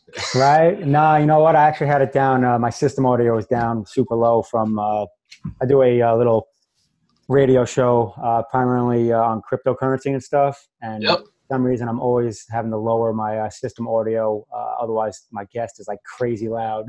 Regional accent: New York, United States; accent: New York; moved away as an adult; also born or lived in Massachusetts; now in Florida, United States; I'm originally from New York, which most people probably heard the accent already.

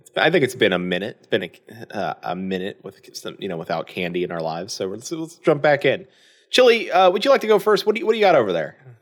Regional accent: Florida, United States; moved away as an adult; now in Indiana, United States; I am from Florida

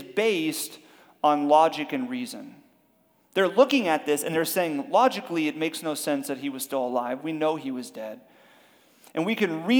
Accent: Miami, Florida, United States; we're from Miami.

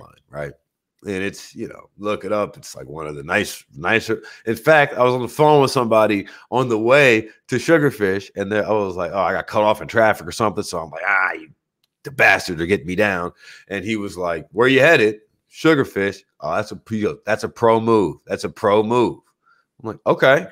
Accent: New Orleans, Louisiana, United States; moved away; also born or lived in Michigan; I'm from New Orleans. I was raised on seafood as a staple

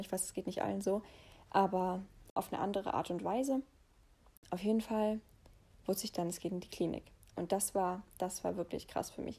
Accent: Heppenheim, Hesse, Germany; moved away; bei mir zu Hause, also meine Heimat war sozusagen da, wo ich geboren bin, im Odenwald in, in Heppenheim.

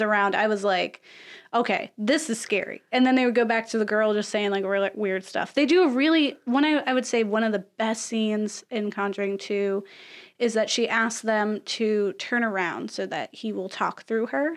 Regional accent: Florida, United States; I'm from Florida

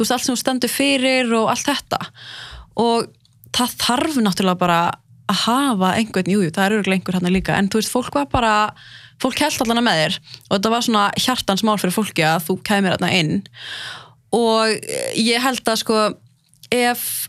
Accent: Lebanon; frá Líbanon sjálf

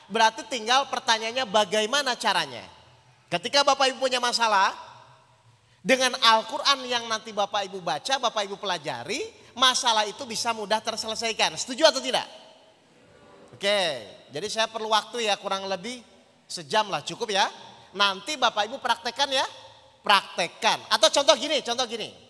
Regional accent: Jakarta, Indonesia; Kita dari Jakarta Bapak Ibu

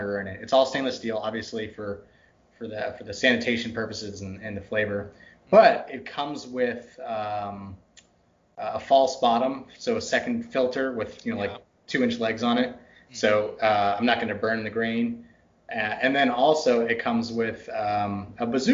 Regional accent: Texas, United States; also born or lived in Northern United States; now in Pacific Northwest, United States; It's the Texas in me. It's butchered my accent so much. I'm a Yankee by birth. I grew up in Texas.

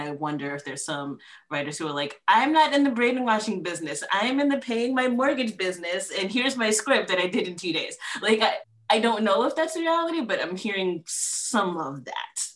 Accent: Columbia, Maryland, United States; also born or lived in New York City, New York; I was born in New York City, you know, so that's a very diverse area. And I was actually also raised in Columbia, Maryland

